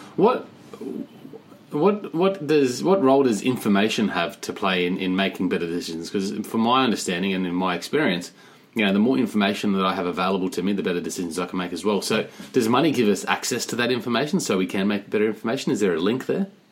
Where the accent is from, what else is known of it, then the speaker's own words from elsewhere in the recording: Australia; moved away; I'm from Australia